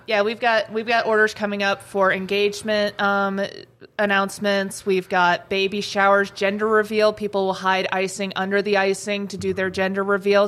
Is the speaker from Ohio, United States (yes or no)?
yes; Columbus, Ohio, United States; also born or lived in Gatlinburg, Tennessee; now in Grand Forks, United States; I was born and raised in Columbus, Ohio, but then I moved down to Gatlinburg, Tennessee, um, and I lived there for about 15 years